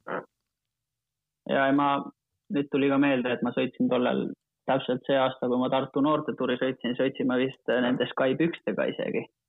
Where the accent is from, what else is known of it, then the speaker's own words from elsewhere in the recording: Finland; Estonian is a second language; moved away as an adult; now in Estonia; hetkel ma tunnen ennast rohkem eestlasena kui soomlasena